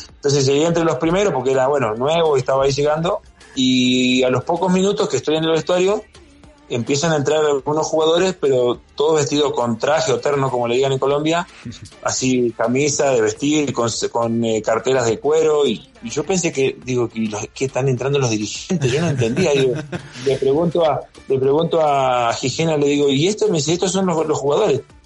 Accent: Esquel, Chubut, Argentina; also born or lived in Spain / Greece / Mexico; now in Ecuador; yo soy nativo, nacido en Esquel, es que él es una ciudad en la Patagonia Argentina

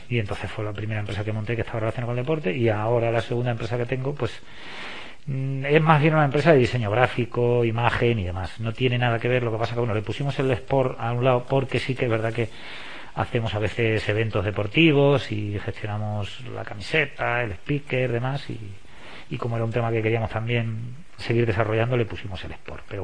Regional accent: Castilla-La Mancha, Spain; digo, yo soy de la Mancha, de, Don Quijote de la Mancha, y todo el mundo sabe dónde está.

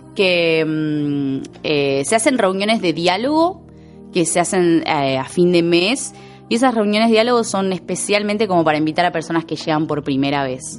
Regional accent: Argentina; amo mi país

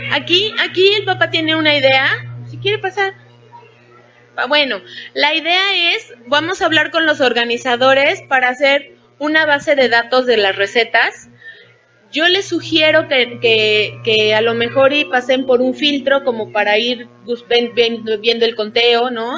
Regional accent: Puebla, Mexico; now in Mexico City, Mexico; yo soy de Puebla

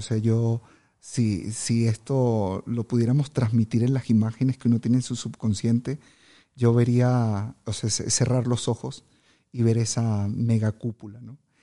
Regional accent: Venezuela; soy venezolano

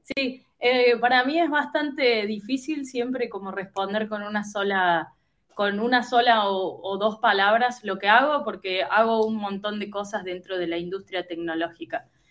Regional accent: Córdoba, Argentina; moved away as an adult; also born or lived in United States; now in Buenos Aires, Argentina; soy argentina, nací en la provincia de Córdoba, o sea, en, una, en una ciudad que está en el interior del interior de Argentina.

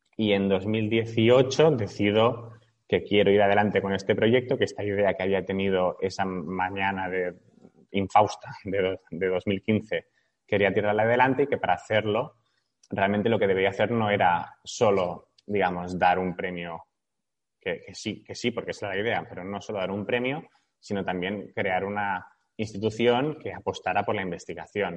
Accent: Barcelona, Catalonia, Spain; tengo 33 años, soy de Barcelona

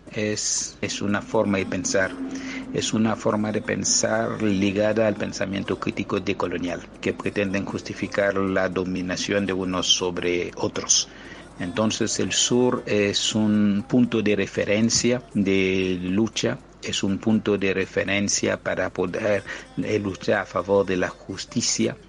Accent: Haiti; now in Argentina; soy de Haití, vivo en Argentina

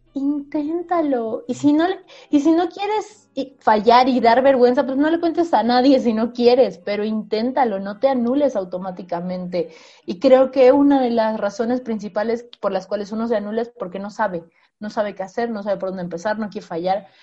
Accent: Bolivia; moved away; also born or lived in Mexico; Soy una boliviana que publicó en México

